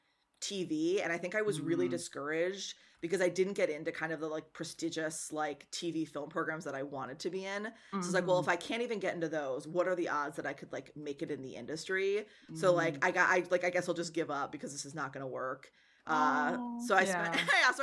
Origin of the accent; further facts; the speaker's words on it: Wisconsin, United States; I'm from Wisconsin